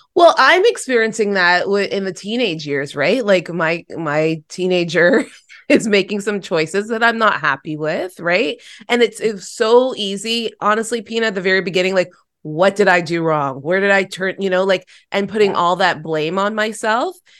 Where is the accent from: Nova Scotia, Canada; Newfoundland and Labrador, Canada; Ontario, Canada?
Ontario, Canada; Toronto; to be back in my hometown, born and raised in Toronto.